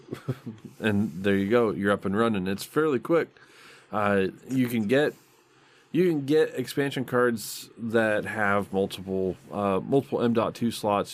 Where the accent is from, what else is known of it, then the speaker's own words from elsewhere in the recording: Michigan, United States; I grew up in Michigan